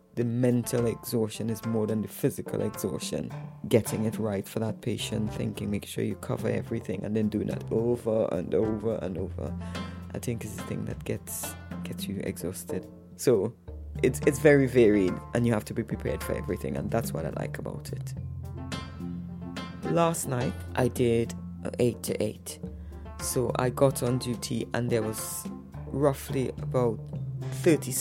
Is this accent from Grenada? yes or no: yes; Grenada; also born or lived in Trinidad and Tobago; now in United Kingdom; I was born in Grenada, and I migrated to the UK in July